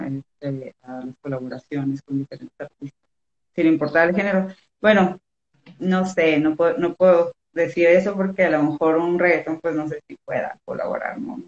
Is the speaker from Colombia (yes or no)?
no; Los Cabos, Baja California Sur, Mexico; moved away as an adult; also born or lived in Guadalajara; now in Mexico City, Mexico; de Los Cabos, de Baja California Sur. Eh, pero ahorita estoy viviendo en la ciudad, tengo como cuatro meses, entonces pues sí, soy de, Cabo, pero radicada en Ciudad de México.